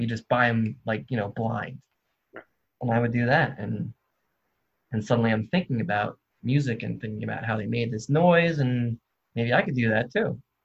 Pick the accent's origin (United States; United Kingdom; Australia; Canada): United States; New Jersey; moved away as an adult; now in Athens, United States; I was raised in New Jersey. I live in Athens, Georgia for the past four years